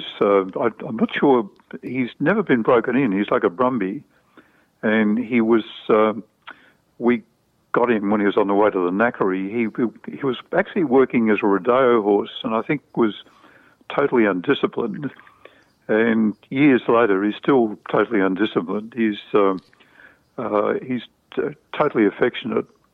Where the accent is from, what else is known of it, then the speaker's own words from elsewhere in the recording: Melbourne, Victoria, Australia; I was brought up in Essendon